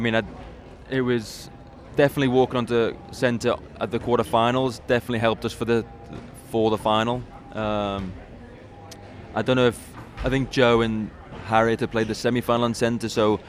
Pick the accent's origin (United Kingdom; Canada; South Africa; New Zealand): United Kingdom; England; to be someone to say that I'm a Wimbledon champion is an incredible feeling for someone from England.